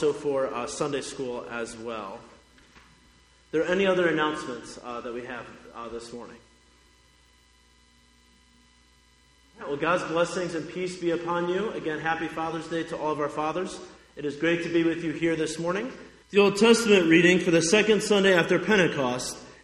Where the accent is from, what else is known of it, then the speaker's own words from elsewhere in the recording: Highland, Indiana, United States; moved away as an adult; also born or lived in Wausau, Nebraska / Montana / Chattanooga, Tennessee; my hometown of Highland, Indiana